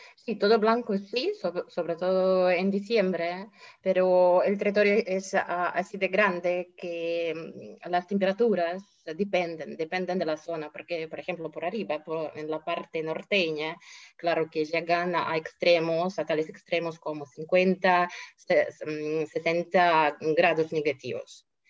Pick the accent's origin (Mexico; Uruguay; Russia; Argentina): Russia; aquí, por ejemplo, en Rusia siempre tuvimos y seguimos